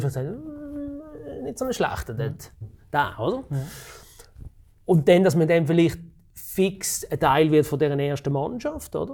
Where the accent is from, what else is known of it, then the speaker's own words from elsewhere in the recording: Switzerland; ich bin in der Region Basel aufgewachsen